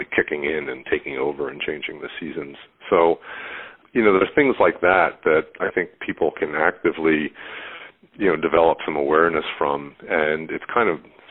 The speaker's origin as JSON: {"language": "English", "town": "Philadelphia", "region": "Pennsylvania", "country": "United States", "tie": "born or raised there", "moved": "yes", "lives_now": "Boston, United States", "said": "I'm in Boston. I grew up in Philadelphia"}